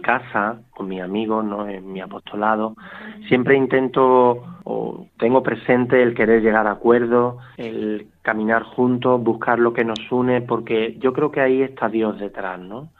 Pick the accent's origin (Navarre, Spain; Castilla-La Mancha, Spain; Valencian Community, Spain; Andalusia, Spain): Andalusia, Spain; Málaga; aquí en la parroquia de, Nuestra Señora de la Paz, de aquí de Málaga, que es de donde yo soy